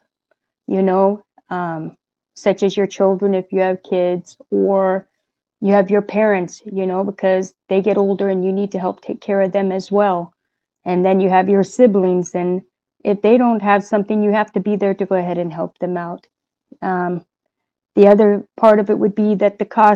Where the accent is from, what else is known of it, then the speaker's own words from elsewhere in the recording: United States; I'm from the United States. I live in the state of Oregon, and I live in the city, what would be called Salem